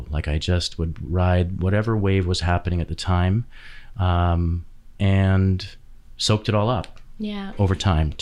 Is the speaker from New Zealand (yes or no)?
no; West Vancouver, British Columbia, Canada; born or raised there; also born or lived in Edmonton, Alberta